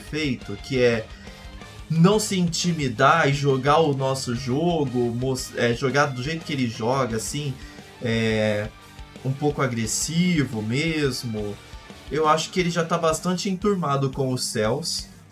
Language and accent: Portuguese; Brazil; como brasileiros